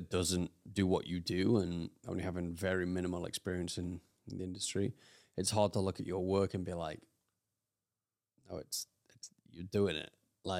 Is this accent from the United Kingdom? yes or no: yes; United Kingdom; I'm British.